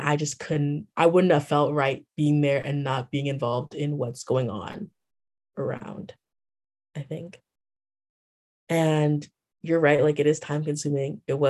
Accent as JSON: {"language": "English", "region": "Texas", "country": "United States", "said": "I started off as a volunteer my freshman year because like I came from Texas. I don't know this community."}